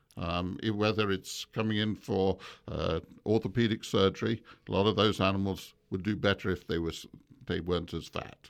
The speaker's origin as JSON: {"language": "English", "region": "England", "country": "United Kingdom", "tie": "born or raised there", "also_born_or_lived": "Malaysia", "moved": "yes", "said": "I grew up in England, but I was born in Malaysia"}